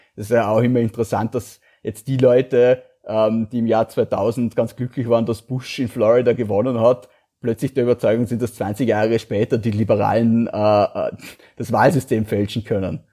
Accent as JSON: {"language": "German", "town": "Feldkirch", "region": "Vorarlberg", "country": "Austria", "tie": "born or raised there", "said": "Ich bin ja Vorarlberger"}